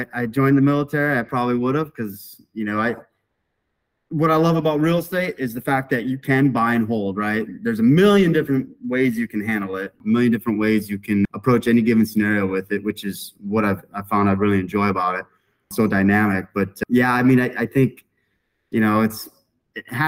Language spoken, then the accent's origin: English; Sault Ste. Marie, Michigan, United States; moved away as an adult; now in Dallas, United States; originally a Michigan native, born and raised in Sault Ste. Marie, Michigan